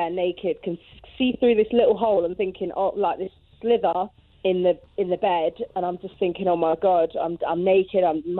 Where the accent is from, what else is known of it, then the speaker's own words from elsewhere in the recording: Loughborough, East Midlands, United Kingdom; I'm from Loughborough, but I have an accent that nobody can ever place. I think it's like a mishmash of accents.